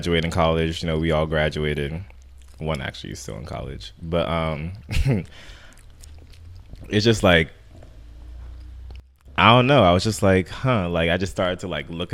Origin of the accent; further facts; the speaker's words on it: Maryland, United States; I'm from Maryland